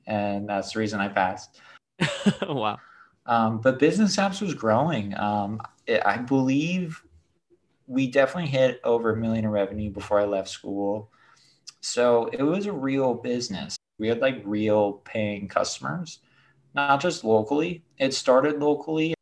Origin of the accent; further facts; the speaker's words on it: Detroit, Michigan, United States; I was born in Detroit.